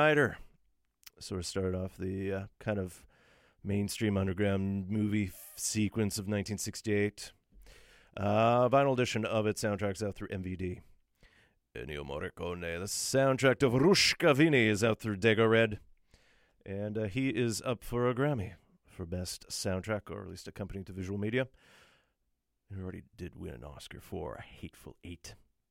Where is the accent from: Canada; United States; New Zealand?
Canada; Thunder Bay, Ontario; now in Vancouver, Canada; my hometown, although back at the time it was known as Port Arthur. It's now known as Thunder Bay